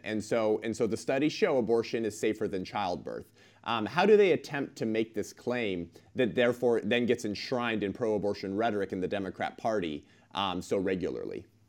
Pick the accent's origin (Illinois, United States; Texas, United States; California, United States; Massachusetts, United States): California, United States; my home state, the once great state of California